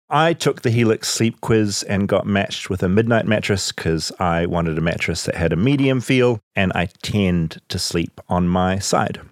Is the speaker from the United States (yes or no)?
no; New Zealand